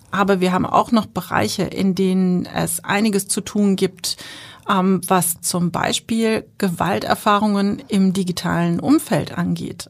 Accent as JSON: {"language": "German", "country": "Germany", "said": "bei uns in Deutschland"}